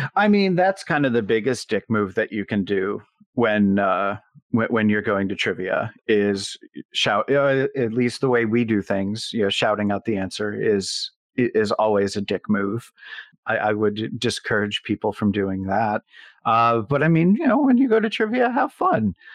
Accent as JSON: {"language": "English", "town": "Buffalo", "region": "New York", "country": "United States", "said": "I'm from Buffalo, New York"}